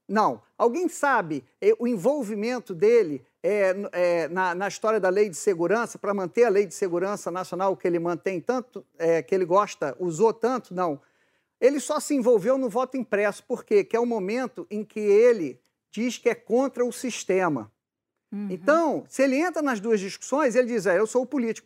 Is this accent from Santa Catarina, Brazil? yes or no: no; Rio de Janeiro, Brazil; eu sou do Rio de Janeiro e já fui repórter de polícia